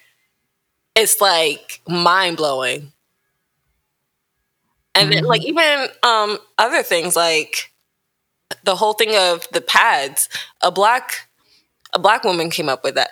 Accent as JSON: {"language": "English", "country": "United States", "tie": "born or raised there", "said": "Growing up in America"}